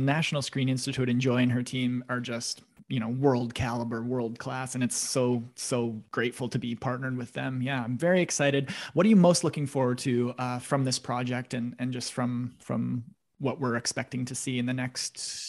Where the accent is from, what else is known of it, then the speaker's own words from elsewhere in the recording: Russell, Manitoba, Canada; I'm from Russell